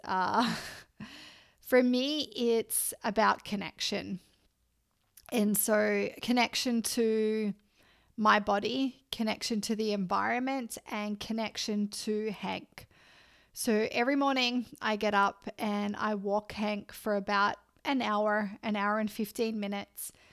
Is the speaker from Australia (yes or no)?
yes; Australia; moved away; I'm Australian